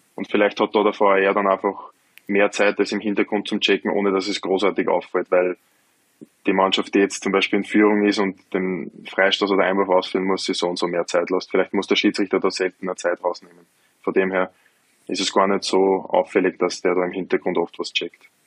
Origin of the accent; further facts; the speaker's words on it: Lower Austria, Austria; mein erster Verein in Niederösterreich, wo ich herkomme